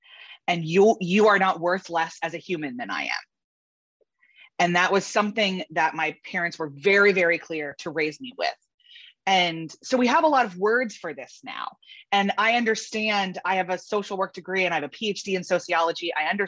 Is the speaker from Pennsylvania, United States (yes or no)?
yes; Philadelphia, Pennsylvania, United States; also born or lived in Baltimore, Maryland; I was born outside of Baltimore, actually, and then moved to suburban Philadelphia when I was 7 because my parents bought a company. And this was in the early 90s.